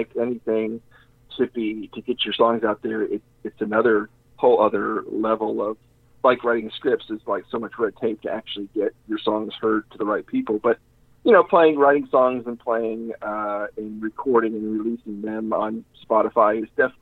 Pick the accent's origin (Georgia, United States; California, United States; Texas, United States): Texas, United States; Humble; growing up in Humble